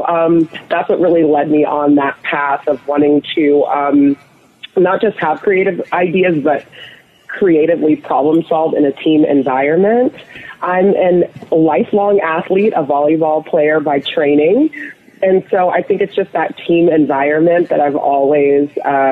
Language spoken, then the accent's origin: English; Atlanta, Georgia, United States; also born or lived in rural Ohio; I was raised in Ohio, and then my family moved to Atlanta, Georgia when I was a young girl, so I do consider Atlanta, Georgia home